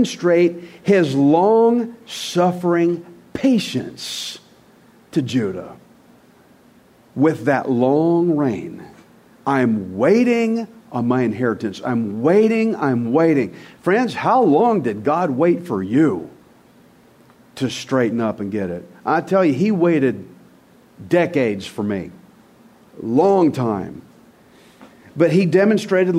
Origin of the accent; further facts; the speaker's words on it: United States; as an American